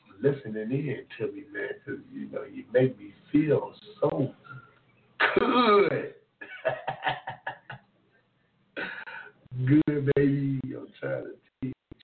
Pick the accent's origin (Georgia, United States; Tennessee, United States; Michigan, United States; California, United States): Tennessee, United States; Memphis; I'm from Memphis, Tennessee.